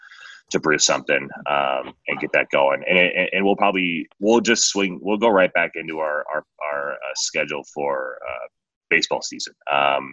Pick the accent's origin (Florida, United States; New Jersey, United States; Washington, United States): Washington, United States; moved away as an adult; now in Colorado, United States; I grew up in Washington State.